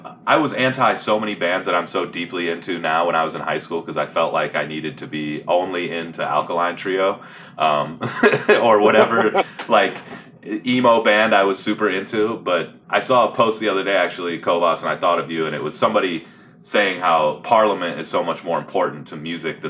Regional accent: Columbus, Ohio, United States; moved away as an adult; now in Los Angeles, United States; so I'm from Columbus, Ohio. I'm about to be 35 this year. I grew up playing in, you know, punk bands in the Midwest

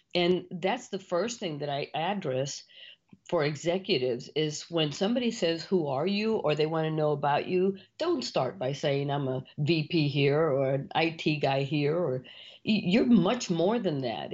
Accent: Mission, Texas, United States; you're born and raised in Mission, Texas

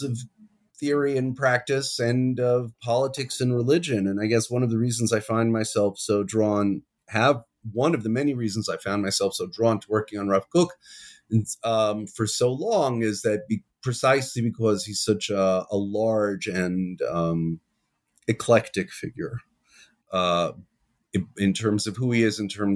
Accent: New York, United States; now in Jerusalem, Israel; I'm originally from New York. I grew up on the west side of Manhattan

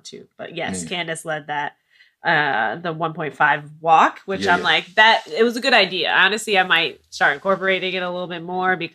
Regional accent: Minneapolis, Minnesota, United States; moved away as an adult; now in Chicago, United States; I'm not originally from Chicago. I'm from Minneapolis, Minnesota. Been living in Chicago, will be 6 years come August

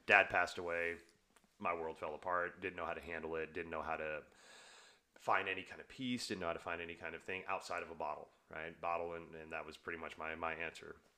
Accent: the South, United States; I grew up in the South

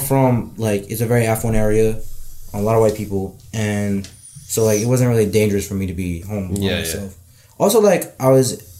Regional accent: Yorktown Heights, New York, United States; I grew up in Westchester in Yorktown Heights

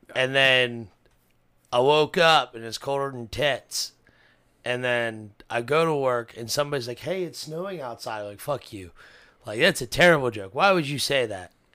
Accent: Cincinnati, Ohio, United States; I'm from Cincinnati

